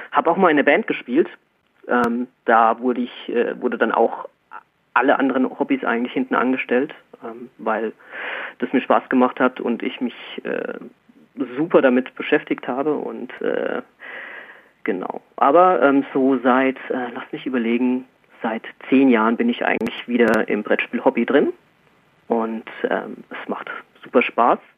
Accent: Erlenbach am Main, Bavaria, Germany; ähm, ich komme aus Erlenbach am Main, das ist so zwischen Frankfurt und Würzburg, äh, ein kleines Städtchen

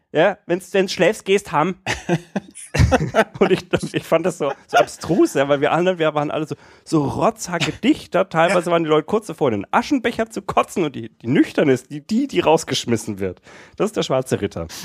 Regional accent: Erlangen, Bavaria, Germany; ich kann das Fränkische überhaupt nicht und ich bin hier auch geboren

